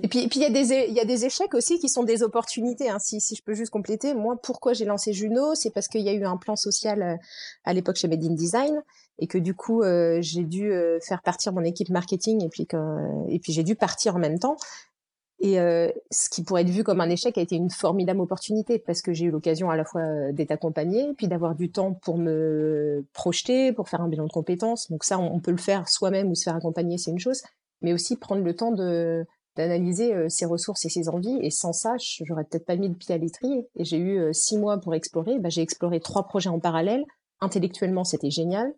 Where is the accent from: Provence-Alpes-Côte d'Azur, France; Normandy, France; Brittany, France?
Normandy, France; moved away as an adult; also born or lived in Nancy; je suis normande